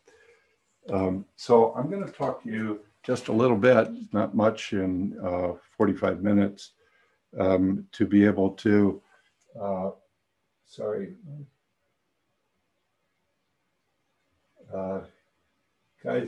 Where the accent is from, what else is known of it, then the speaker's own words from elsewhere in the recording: San Francisco, California, United States; I grew up in San Francisco and came of age in the late 60s